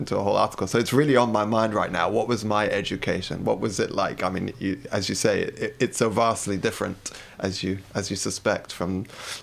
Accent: London, United Kingdom; moved away as an adult; now in Brighton, United Kingdom; I grew up in London, you can hear.

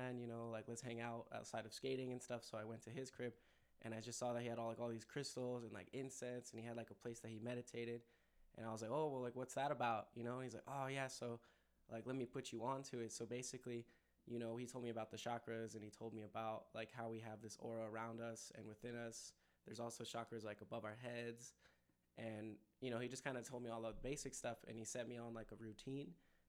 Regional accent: California, United States; born there; also born or lived in Connecticut / North Carolina / Denver; now in El Paso, United States; I was born in California, and then I went to like Connecticut, and then North Carolina, and then Denver, and then came here

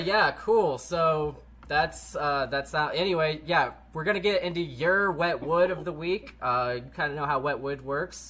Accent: Missouri, United States; We're all from Missouri

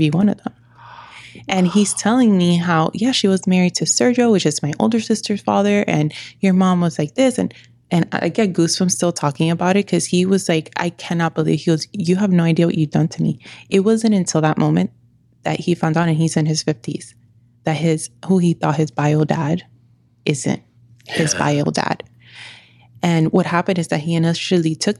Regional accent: New York, United States; I'm from New York

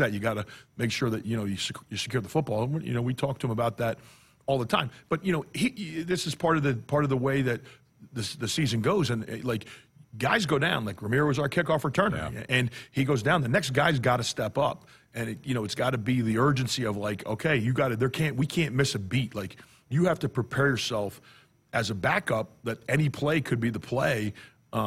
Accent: New Jersey, United States; now in Nebraska, United States; We're both from New Jersey

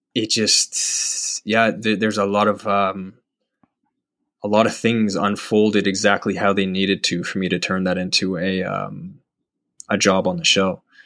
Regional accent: Calgary, Alberta, Canada; moved away as an adult; also born or lived in Vancouver; now in Toronto, Canada; I'm from, I'm from Calgary

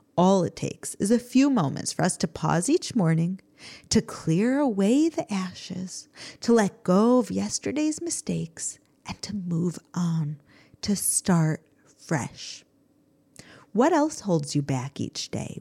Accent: United States; now in Israel; growing up in America

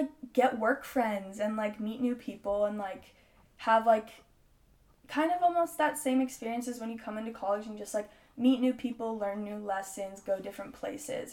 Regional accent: Southern California, United States; now in Chico, United States; I'm from SoCal

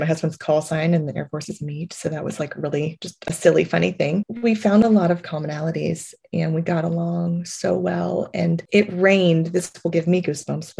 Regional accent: United States; first language English; we are American

